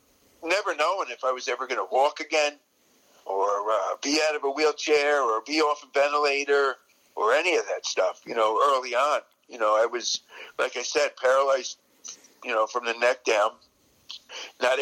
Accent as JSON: {"language": "English", "region": "New Jersey", "country": "United States", "tie": "born or raised there", "said": "I grew up in New Jersey."}